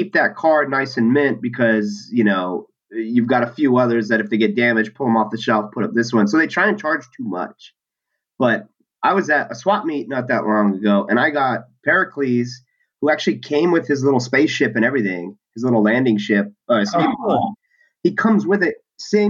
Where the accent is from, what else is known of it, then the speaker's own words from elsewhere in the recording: San Diego, California, United States; I'm from San Diego, so I had access to Comic-Con very easily. In high school, my friends and I would sneak